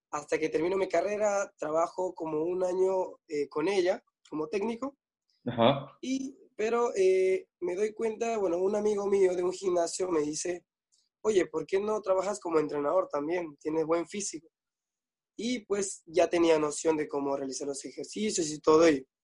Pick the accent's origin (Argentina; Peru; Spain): Peru; Pucallpa, Ucayali; now in Lima, Peru; Ah, Pucallpa, que es este, la parte selva de, digamos, Perú.